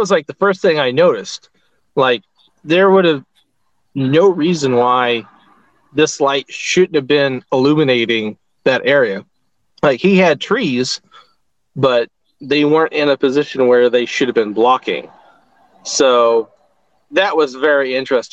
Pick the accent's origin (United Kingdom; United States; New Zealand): United States; Southern Indiana; I was born and raised in Southern Indiana.